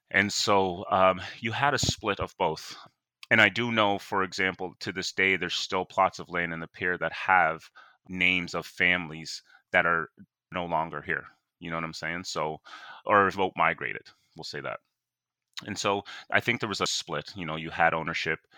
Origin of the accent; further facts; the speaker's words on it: Sydney, Nova Scotia, Canada; I was born and raised in Whitney Peer